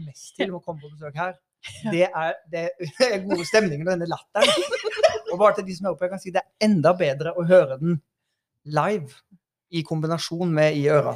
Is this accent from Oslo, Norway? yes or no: yes; Oslo, Norway; also born or lived in Haugesund; jeg er jo fra Haugesund, og så er jeg øh, eh, vokst opp i Oslo